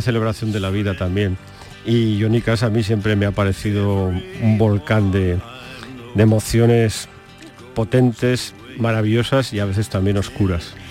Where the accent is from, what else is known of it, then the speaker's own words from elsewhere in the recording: Calanda, Aragon, Spain; Yo soy del mismo sitio donde nació Buñuel, soy eh, aragonés